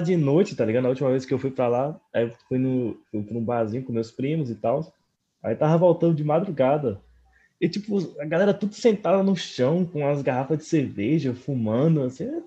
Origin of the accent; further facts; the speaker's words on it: Americana, São Paulo, Brazil; na minha cidade natal, americana